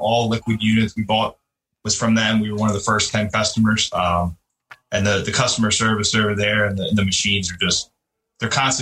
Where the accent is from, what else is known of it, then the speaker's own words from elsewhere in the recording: Chester County, Pennsylvania, United States; Was born and raised in Chester County, Pennsylvania